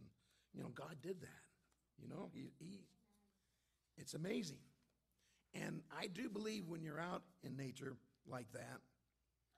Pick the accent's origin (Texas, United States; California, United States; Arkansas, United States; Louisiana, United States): California, United States; Antelope Valley; I'm from the Antelope Valley